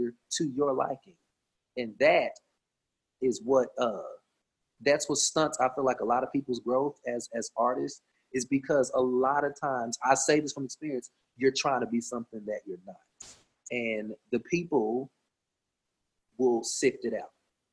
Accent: Cleveland, Tennessee, United States; I'm from Cleveland, Tennessee. I am country

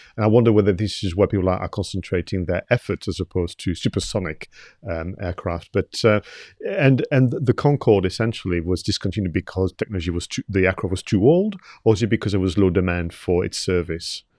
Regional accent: Toulouse, Occitania, France; moved away; I was born in Toulouse in the south of France

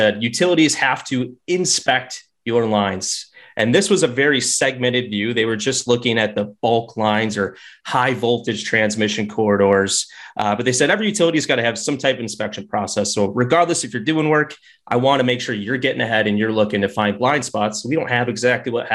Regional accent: Buffalo, New York, United States; now in Austin, United States; I'm originally from Buffalo, New York, down in Austin, Texas now

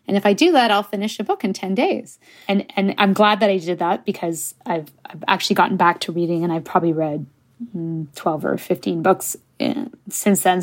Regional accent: Canada; first language English; I'm Canadian

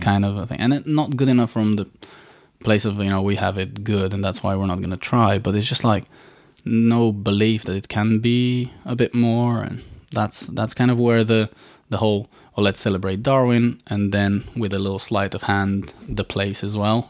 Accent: Bulgaria; born or raised there; moved away

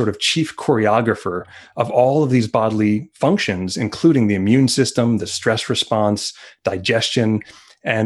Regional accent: Montauk, New York, United States; as a child growing up in Montauk

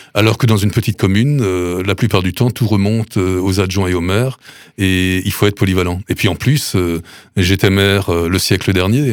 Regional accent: Sélestat, Grand Est, France; also born or lived in Duttenheim; je suis natif de Celesta

